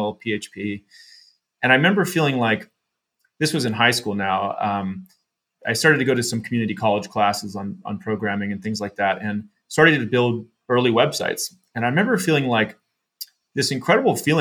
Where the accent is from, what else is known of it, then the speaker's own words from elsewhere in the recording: San Jose, California, United States; we were living in San Jose, California, where I grew up in the Bay Area